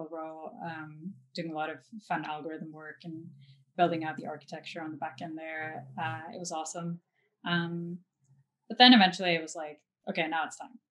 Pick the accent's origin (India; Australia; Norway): Norway; also born or lived in New York; now in Los Angeles, United States; I'm from Norway, but I'm not really attached to Norway anymore. And, you know, I was born and raised there